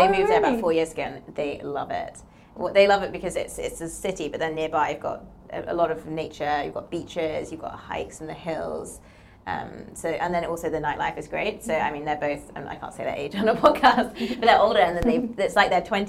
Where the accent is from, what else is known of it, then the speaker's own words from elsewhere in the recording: London, United Kingdom; also born or lived in New York; I grew up in London